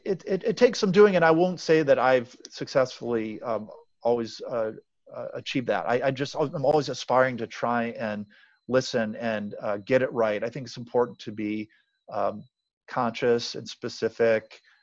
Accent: Cleveland, Ohio, United States; moved away as an adult; now in Atlanta, United States; I'm from Cleveland originally.

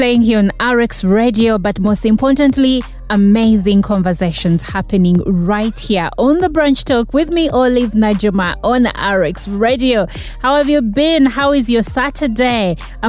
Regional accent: Uganda

